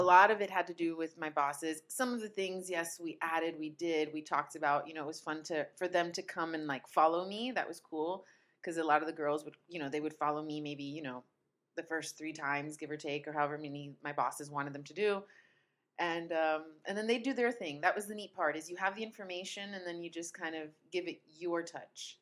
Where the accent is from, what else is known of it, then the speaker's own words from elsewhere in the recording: northern Italy, Italy; moved away as an adult; now in Rome, Italy; I grew up in Italy, but I grew up in the north part, so I'd never been to Rome